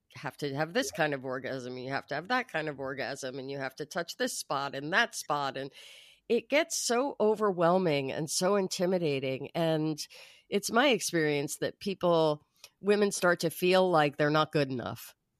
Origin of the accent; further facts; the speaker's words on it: New York, United States; now in Los Angeles, United States; I grew up in New York. I live in Los Angeles